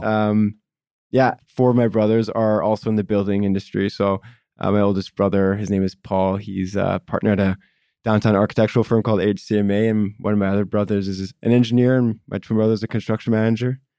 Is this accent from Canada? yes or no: yes; Vancouver, British Columbia, Canada; one of the rare kinds of local Vancouverites that was born and raised in Vancouver and still in Vancouver